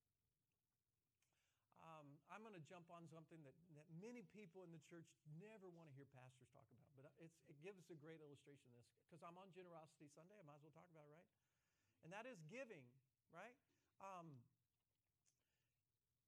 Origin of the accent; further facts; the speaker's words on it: the South, United States; I'm from the South